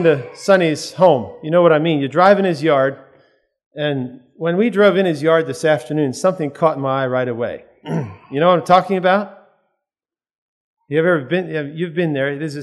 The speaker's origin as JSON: {"language": "English", "town": "Lancaster", "region": "Pennsylvania", "country": "United States", "said": "We come from Lancaster, Pennsylvania area"}